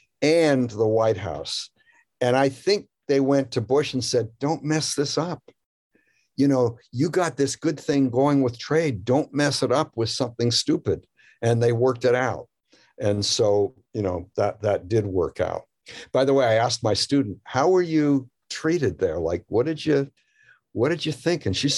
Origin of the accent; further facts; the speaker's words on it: Canada; now in United States; I moved here from Canada, as I mentioned, and I had this image of what United States was or could be.